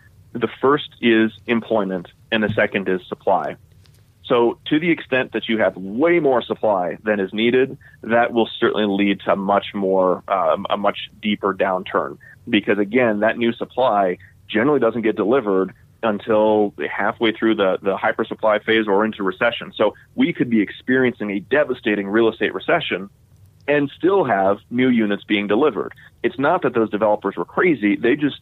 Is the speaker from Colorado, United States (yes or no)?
yes; Denver, Colorado, United States; I grew up in Denver